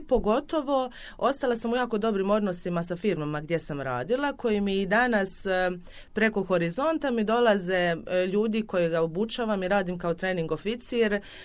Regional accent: Dubrovnik, Dubrovnik-Neretva County, Croatia

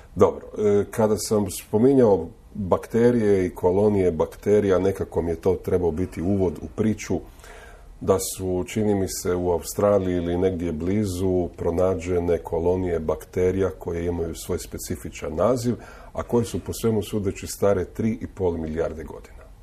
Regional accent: Istria County, Croatia; ja 30 godina slušam ovdje kod nas u Istri

